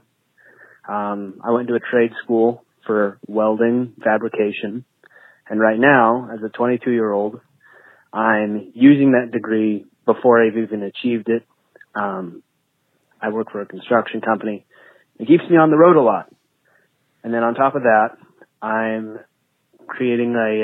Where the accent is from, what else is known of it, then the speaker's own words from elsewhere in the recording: Oregon, United States; I'm 22 years old, and I'm from Oregon